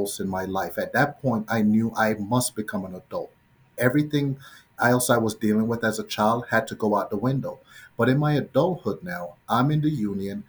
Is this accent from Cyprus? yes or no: no; Jamaica; moved away; Growing up in Jamaica, I was maybe 5 years old